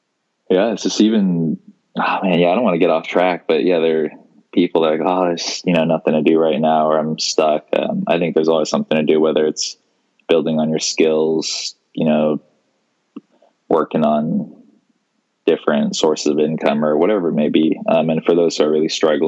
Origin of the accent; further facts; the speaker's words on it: Seattle, Washington, United States; I am born and raised in Seattle, Washington. Still live here.